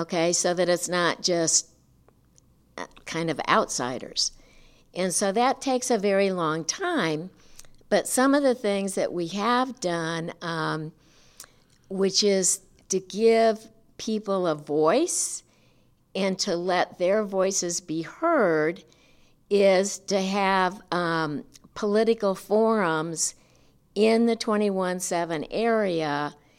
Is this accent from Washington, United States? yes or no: no; St. Louis, Missouri, United States; moved away as an adult; now in Nacogdoches, United States; Originally from Saint Louis